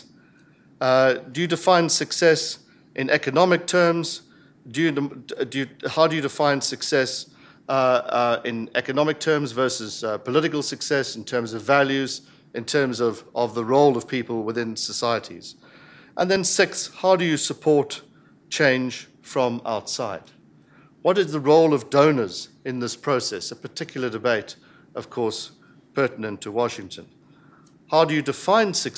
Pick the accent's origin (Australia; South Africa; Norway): South Africa; I speak very much as a South African